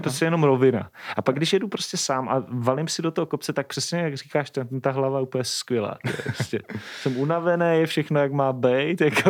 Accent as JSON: {"language": "Czech", "region": "Moravia", "country": "Czechia", "said": "u nás na Moravě"}